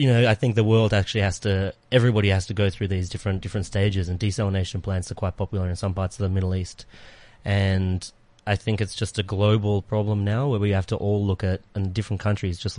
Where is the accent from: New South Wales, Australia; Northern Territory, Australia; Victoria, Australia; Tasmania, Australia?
Victoria, Australia; Melbourne; now in South Africa; I'm from Melbourne, which is in the state of Victoria in Australia